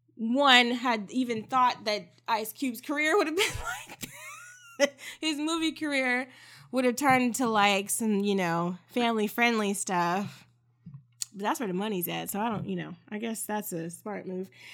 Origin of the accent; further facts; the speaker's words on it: Texas, United States; I am a Texan